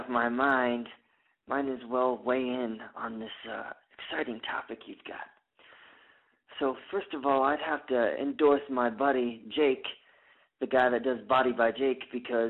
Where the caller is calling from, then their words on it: Denver, Colorado, United States; I'm calling from Denver, Colorado in a porta potty.